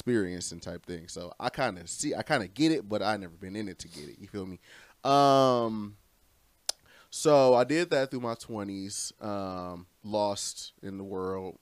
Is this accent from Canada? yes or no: no; Romulus, Michigan, United States; also born or lived in Detroit / Inkster; I grew up in a little town called Romulus